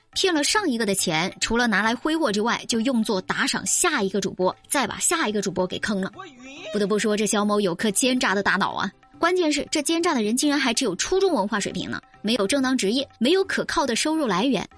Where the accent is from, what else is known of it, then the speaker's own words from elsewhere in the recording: China; 作为中国人